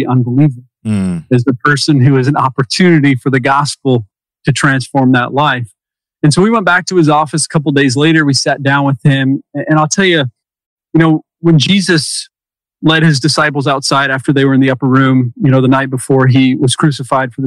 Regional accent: Utah, United States; I spent my high school years out in Utah.

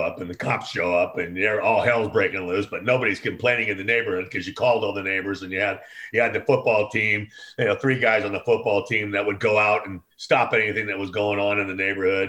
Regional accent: Oakland, California, United States; I grew up in Oakland, California

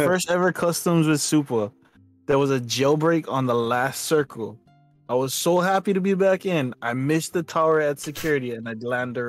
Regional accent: Papakolea, Hawaii, United States; I'm from Papa Kale. I only get Hawaiians.

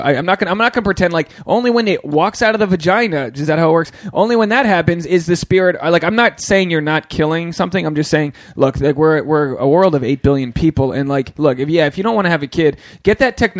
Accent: Newport, Rhode Island, United States; And it's like, nah, I'm from Newport, Rhode Island. I'm just like, I'm trying to succeed.

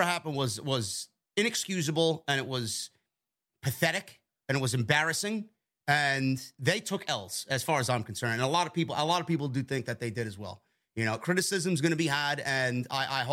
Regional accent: New York City, New York, United States; I'm a fucking New Yorker. I'm born and raised in the Bronx

